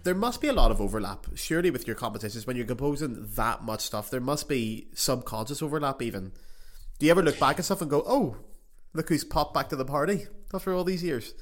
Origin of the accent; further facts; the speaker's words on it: Belfast, Northern Ireland, United Kingdom; moved away as an adult; also born or lived in Paris; I was home in Belfast two weeks ago